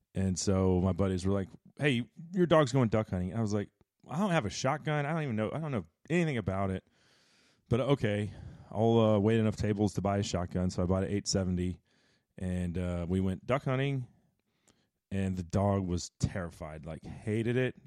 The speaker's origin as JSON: {"language": "English", "town": "Dallas", "region": "Texas", "country": "United States", "also_born_or_lived": "Texarkana, Texas", "said": "I'm from Dallas"}